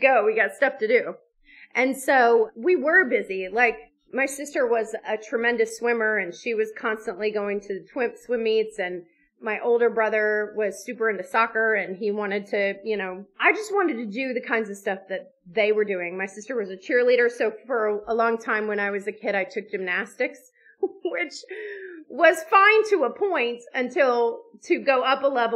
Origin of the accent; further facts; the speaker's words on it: Alabama, United States; we grew up in Alabama